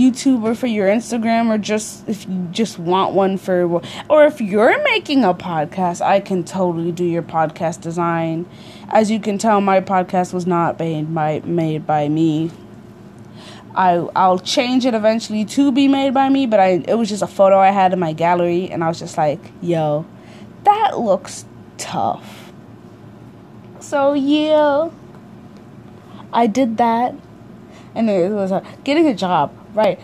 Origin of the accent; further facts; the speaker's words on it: United States; also born or lived in Africa; I was born in Africa, but raised in America.